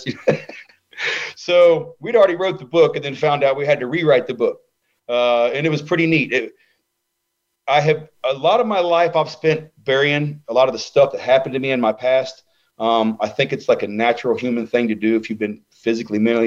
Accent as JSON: {"language": "English", "region": "Ohio", "country": "United States", "said": "I'm a nerd from Ohio"}